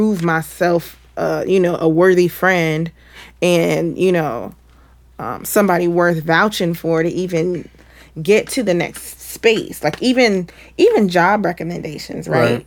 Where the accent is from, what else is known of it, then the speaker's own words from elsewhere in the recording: Cincinnati, Ohio, United States; moved away as an adult; also born or lived in Atlanta; moving back to my hometown